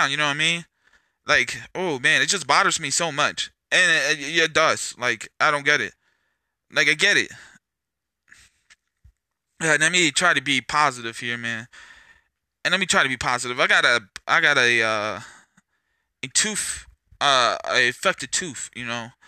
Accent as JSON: {"language": "English", "region": "California", "country": "United States", "said": "I came from California. I came from a lot of places."}